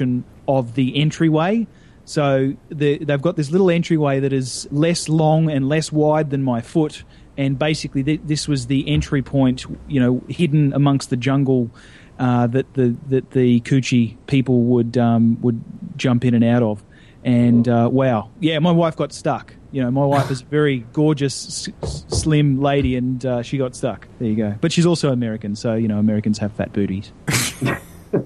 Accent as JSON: {"language": "English", "country": "Australia", "said": "I'm Australian"}